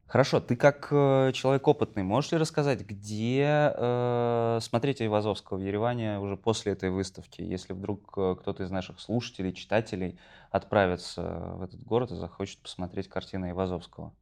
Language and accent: Russian; Moscow, Russia; я же, слушайте, москвич